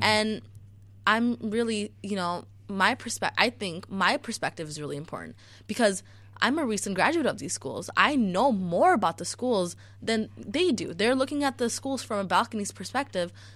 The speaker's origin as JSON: {"language": "English", "town": "Chicago", "region": "Illinois", "country": "United States", "tie": "born or raised there", "also_born_or_lived": "Niles Township", "said": "I grew up in Chicago public schools"}